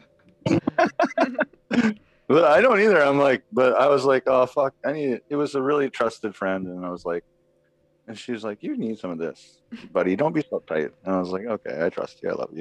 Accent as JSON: {"language": "English", "region": "Minnesota", "country": "United States", "moved": "yes", "said": "I'm from Minnesota"}